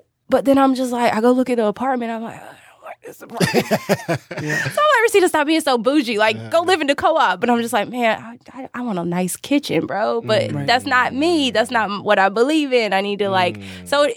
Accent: North Carolina, United States; moved away; growing up in North Carolina, not being in a city

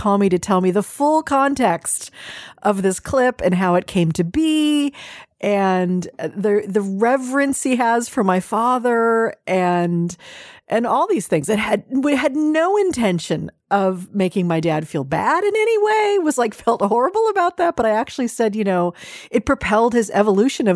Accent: California, United States; I'm a Californian

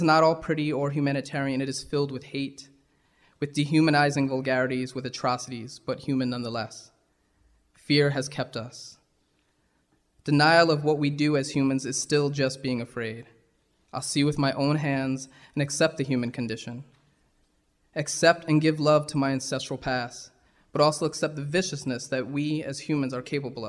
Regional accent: New York, United States; I'd say New York.

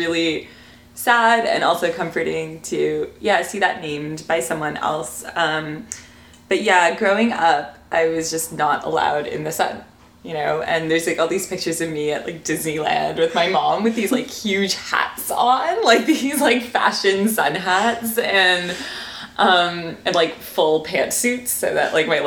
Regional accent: Toronto, Ontario, Canada; I'm South Asian, but born and raised in Toronto, Canada.

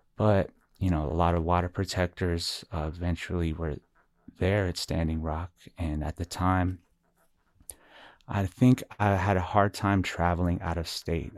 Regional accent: Albuquerque, New Mexico, United States; also born or lived in Shiprock, New Mexico / Navajo Nation; I was originally born and raised here in Albuquerque, New Mexico, and also raised in the, uh, reservation area of Shiprock, New Mexico, plus a lot of areas in between

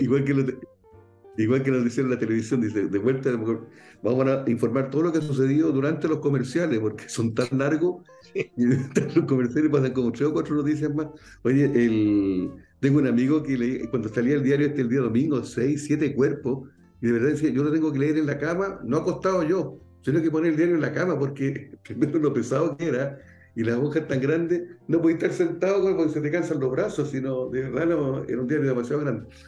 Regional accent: Valparaíso, Chile; como buen porteño

